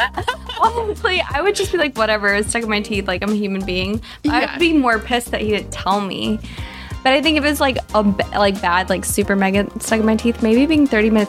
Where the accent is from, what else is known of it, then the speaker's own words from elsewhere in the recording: Texas, United States; now in California, United States; I'm from Texas